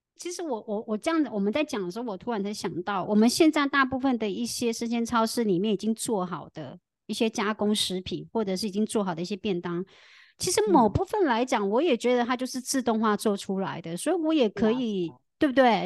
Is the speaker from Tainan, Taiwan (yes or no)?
yes; Tainan, Taiwan; 在台湾，我的家乡台南，我们已经有超先进，我们早在二零二零年的时候非常先进。我们民权路上就已经出现了机器人手臂咖啡